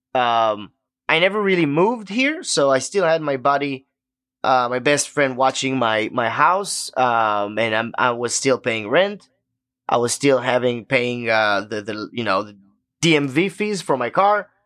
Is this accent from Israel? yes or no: yes; Israel; English is a second language; moved away as an adult; now in Memphis, United States; the way we grew up in Israel